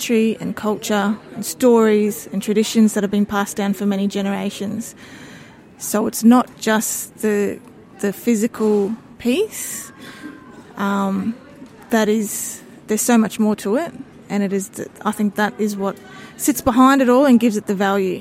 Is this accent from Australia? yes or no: yes; North Stradbroke Island, Queensland, Australia; I'm from the Kornamooka people of Mendjeriba, also known as North Stradbroke Island, off the coast of Brisbane.